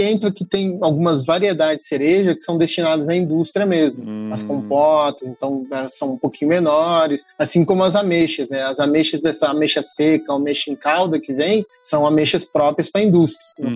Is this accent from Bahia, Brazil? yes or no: no; São Paulo, Brazil; moved away as an adult; now in Minas Gerais, Brazil; E eu e meu orientador, a gente é de São Paulo, a gente tem o costume de comer figo maduro.